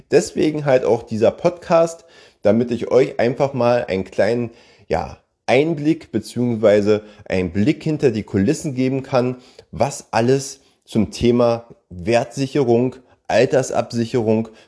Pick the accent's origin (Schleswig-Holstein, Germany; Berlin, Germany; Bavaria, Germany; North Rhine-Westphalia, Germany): Berlin, Germany; Ich bin 46 Jahre jung und komme gebürtig aus Berlin. Ich denke mal, der eine oder andere wird es natürlich an meiner Stimme ja merken.